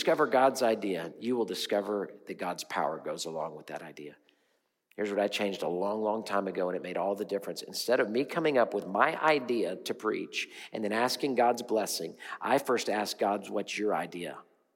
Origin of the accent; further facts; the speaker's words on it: Houston, Texas, United States; I'm from Houston